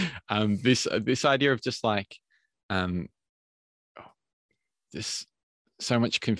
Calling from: Melbourne, Victoria, Australia; at the moment I'm in I'm coming from from Melbourne, Australia

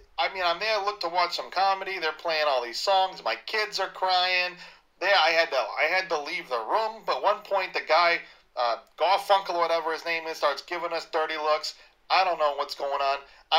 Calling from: Schiller Park, Illinois, United States; from Schiller Park

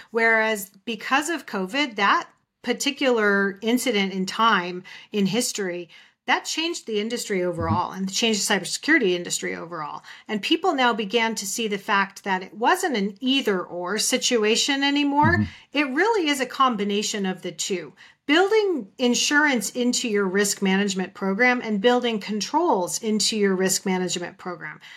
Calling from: Phoenix, Arizona, United States; I'm joining actually from Phoenix, Arizona, where it's still 115 degrees

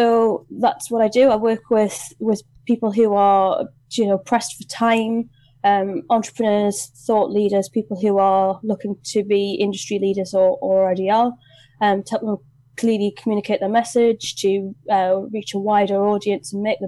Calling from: Gateshead, North East England, United Kingdom; So I am Zooming you from Gateshead, which is the other side of the water to Newcastle upon Tyne.

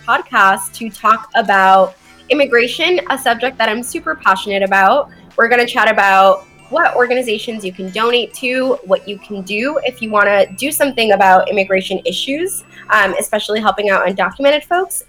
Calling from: Boston, Massachusetts, United States; I'm calling in from Boston

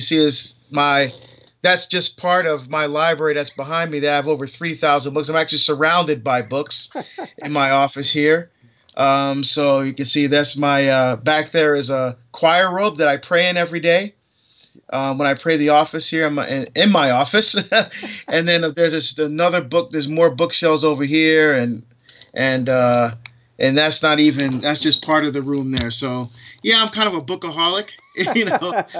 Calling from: Portland, Oregon, United States; From Portland, Oregon, from my home office.

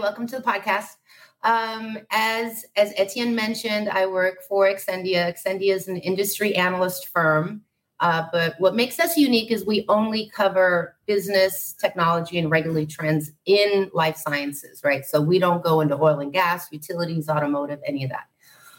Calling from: Puerto Rico; I am in Puerto Rico. So, good morning. From a very balmy, probably feels like 105 degrees today.

